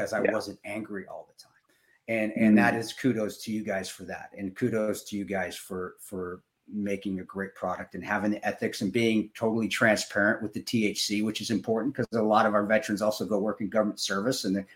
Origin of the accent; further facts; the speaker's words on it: Delta, Colorado, United States; when I was growing up in Delta